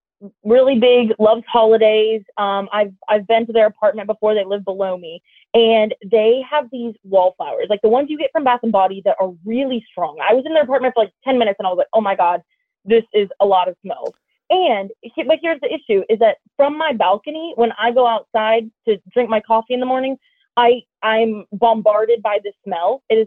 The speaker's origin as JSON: {"language": "English", "town": "Nashville", "region": "Tennessee", "country": "United States", "lives_now": "Phoenix, United States"}